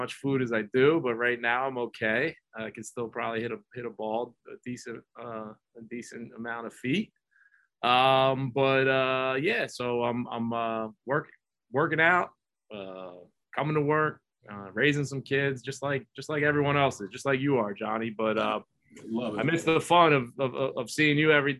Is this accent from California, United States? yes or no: no; Flemington, New Jersey, United States; Flemington, New Jersey, my hometown